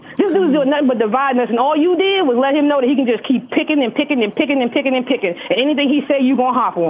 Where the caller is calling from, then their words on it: Washington, District of Columbia, United States; I'm calling from Washington, D.C.